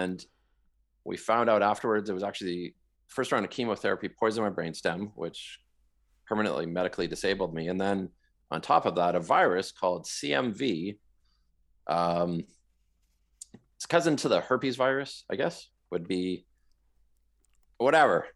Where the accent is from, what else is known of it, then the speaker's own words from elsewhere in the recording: Vancouver, British Columbia, Canada; moved away as an adult; also born or lived in Toronto, Ontario / London, Ontario; now in Moncton, Canada; I am from Western Canada. I grew up in the Vancouver area.